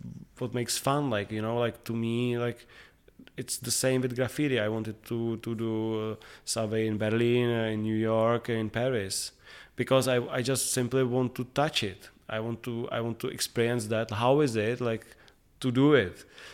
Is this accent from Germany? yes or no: no; Prague, Czechia; like we are growing up in Prague, everybody knows each other.